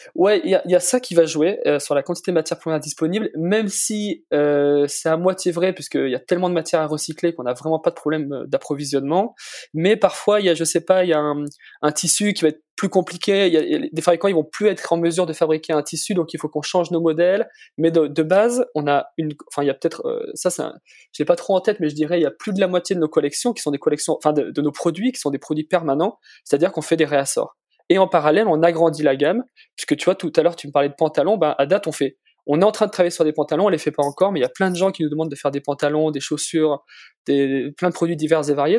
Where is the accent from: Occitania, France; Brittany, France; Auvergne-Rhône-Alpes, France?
Auvergne-Rhône-Alpes, France; Valence; j'ai grandi dans la Drôme